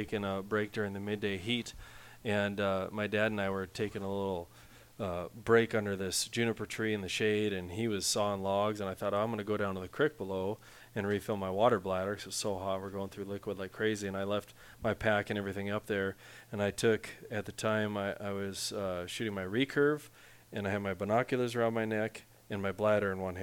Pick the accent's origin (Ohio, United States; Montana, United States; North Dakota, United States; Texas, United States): North Dakota, United States; Western; I'm from Western North Dakota